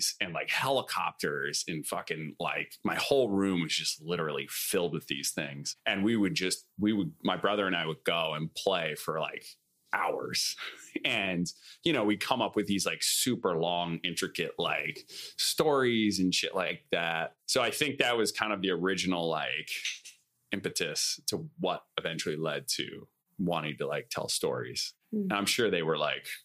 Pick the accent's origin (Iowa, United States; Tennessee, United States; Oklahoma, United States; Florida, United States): Iowa, United States; moved away as an adult; now in Los Angeles, United States; I'm from Iowa